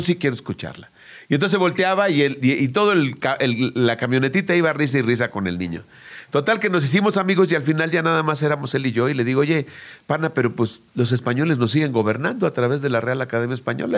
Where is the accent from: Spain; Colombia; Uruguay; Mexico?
Mexico; como clásico mexicano desobediente